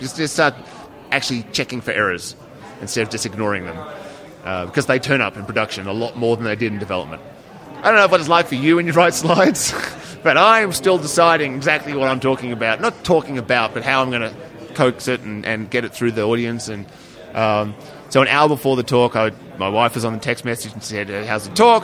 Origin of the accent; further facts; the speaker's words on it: Australia; now in United States; I am Australian